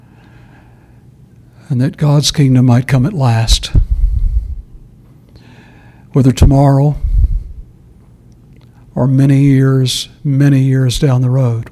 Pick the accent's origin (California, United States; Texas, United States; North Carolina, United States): Texas, United States; moved away; El Paso, Texas? As my home state, not my home city, but my home state